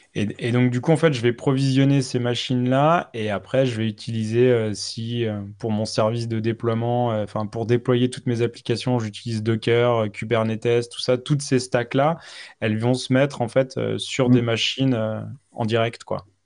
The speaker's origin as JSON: {"language": "French", "country": "France", "said": "on est français"}